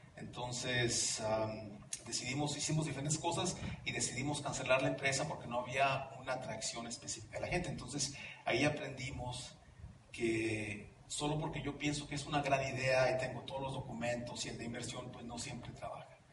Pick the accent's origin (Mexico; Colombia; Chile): Mexico; moved away as an adult; also born or lived in Orange County, California, United States; now in Mountain View, United States; yo nací en Los Ángeles, en el condado de Orange, de padres mexicanos. mi padre y mi madre se regresan a México cuando yo tengo 5 años